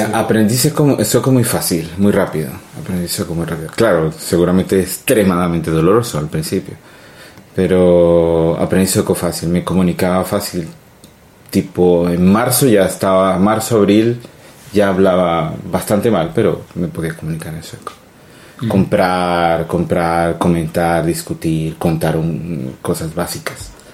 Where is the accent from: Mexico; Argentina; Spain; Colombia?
Colombia; moved away as an adult; now in Sweden; nací en Colombia eh, de, madre colombiana, padre italiano